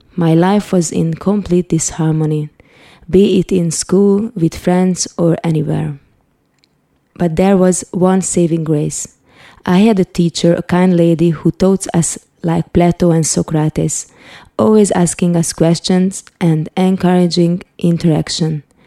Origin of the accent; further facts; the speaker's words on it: Hungary; also born or lived in Budapest; I was born in Budapest, Hungary in 1976, the communist rule was on